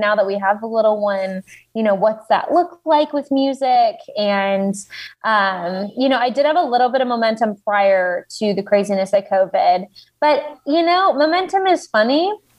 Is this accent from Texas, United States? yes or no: yes; Texas, United States; now in Nashville, United States; because I grew up in Texas, which like country roads all the way. And I live in Nashville now.